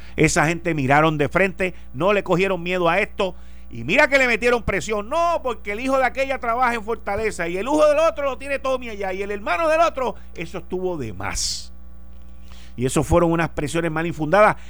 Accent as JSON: {"language": "Spanish", "country": "Puerto Rico", "said": "como puertorriqueño"}